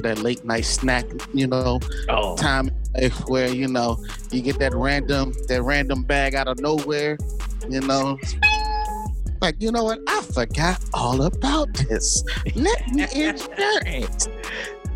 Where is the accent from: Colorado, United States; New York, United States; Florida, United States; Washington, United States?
Florida, United States; Jacksonville; also born or lived in Marietta, Georgia; now in Baltimore, United States; Jacksonville, Florida, my hometown